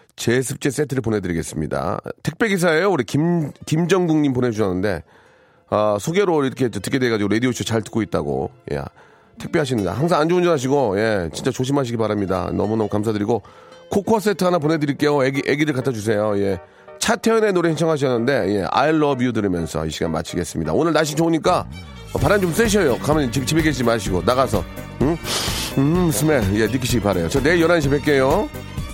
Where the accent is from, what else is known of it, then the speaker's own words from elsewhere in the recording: Gunsan, North Jeolla, South Korea; moved away; 전북 군산 제 고향인데요.